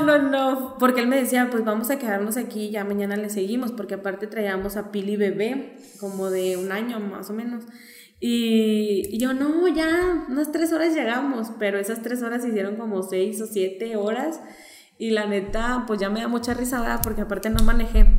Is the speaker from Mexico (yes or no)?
yes; Torreón, Coahuila, Mexico; moved away; also born or lived in Xalapa; yo me fui de Torreón cuando la gente no salía y regreso cuando la gente tenía un hambre de salir